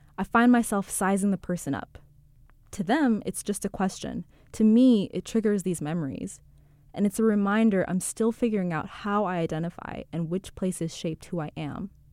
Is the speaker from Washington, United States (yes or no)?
yes; Seattle, Washington, United States; moved away as an adult; also born or lived in Canada; now in New York, United States; I'm from Seattle. We moved there after my dad got an H one B visa